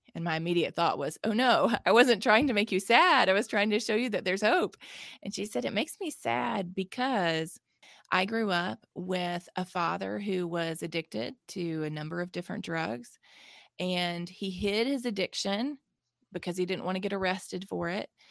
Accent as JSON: {"language": "English", "region": "Mississippi", "country": "United States", "tie": "born or raised there", "said": "I'm from Mississippi, born and raised here, I've lived here my whole life"}